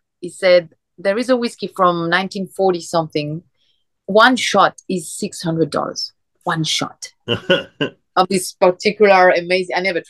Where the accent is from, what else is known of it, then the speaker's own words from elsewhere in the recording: Paris, Île-de-France, France; born there; English is a second language; moved away as an adult; also born or lived in Tel Aviv, Israel / London / Brazil; I was born in France, yeah. And then my parents moved when I was little for like 10 years to Tel Aviv. Uh-huh. And we moved back to France for another 15 years and back to Israel, where my family stayed.